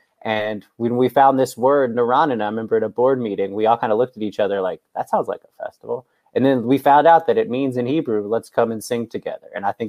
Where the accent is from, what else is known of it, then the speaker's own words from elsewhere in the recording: Atlanta, Georgia, United States; moved away as an adult; also born or lived in New York; I grew up here in Atlanta